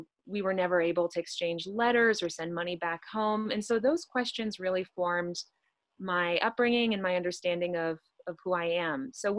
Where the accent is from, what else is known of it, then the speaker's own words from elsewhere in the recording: Houston, Texas, United States; I am an Iranian American. I grew up in Houston, Texas. I was born there to an Iranian mother and an American father, and lived for most of my life in Houston, Texas.